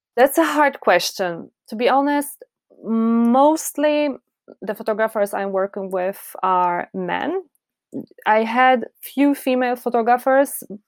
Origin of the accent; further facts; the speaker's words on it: Poznań, Greater Poland, Poland; English is a second language; also born or lived in Warsaw; I'm from Poland